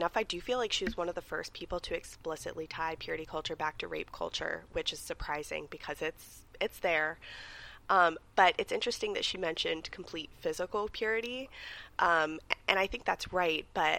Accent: Malaysia; now in United States; I'm a former missionary kid. I was born and raised in Malaysia. Moved to the U.S.

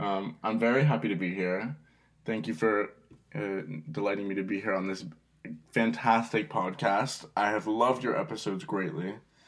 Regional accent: Brooklyn, New York, United States; And I grew up in Brooklyn, New York. If you can't tell by my accent, no.

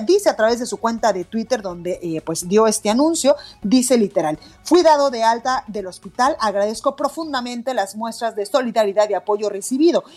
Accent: Guadalajara, Jalisco, Mexico; now in Mexico City, Mexico; en Guadalajara, Jalisco, en mi tierra

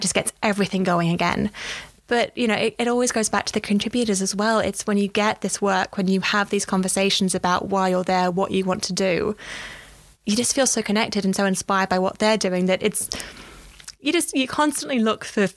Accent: Australia; moved away as an adult; now in London, United Kingdom; I am an Australian. I came to London nearly 8 years ago because for me, you know, having done a journalism degree back home

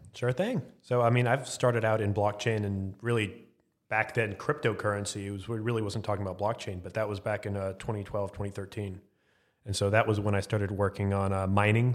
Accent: Arlington, Texas, United States; Arlington, Texas

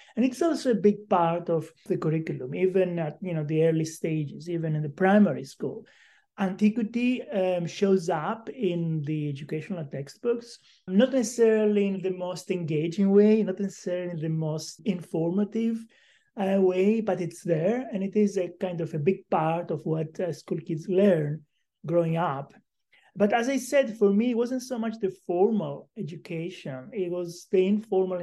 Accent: Crete, Greece; moved away; I was born on the island of Crete some time ago

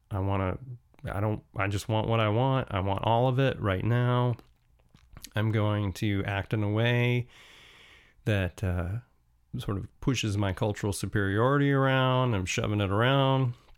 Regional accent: United States; as an American

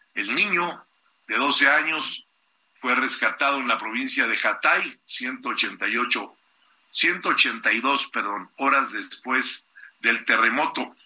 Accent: Mexico City, Mexico; Tlalpan es mi tierra

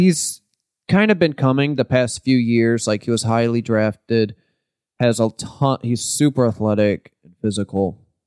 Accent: St. Louis, Missouri, United States; we're from Saint Louis

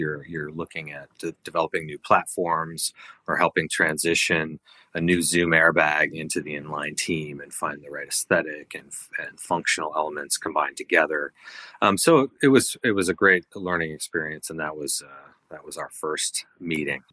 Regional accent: a suburb of Minneapolis, Minnesota, United States; moved away as an adult; I grew up in Minnesota, a suburb of Minneapolis

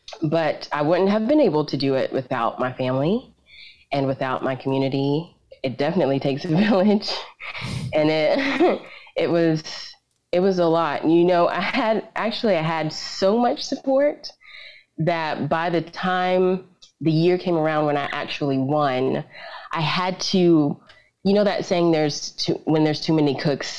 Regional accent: Columbia, South Carolina, United States; also born or lived in Fort Bragg; But I was born in North Carolina, and then we moved to Columbia, South Carolina, and that's where we were really raised, me and my sisters

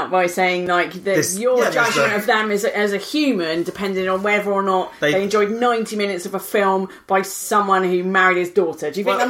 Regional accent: Australia; I grew up in Australia.

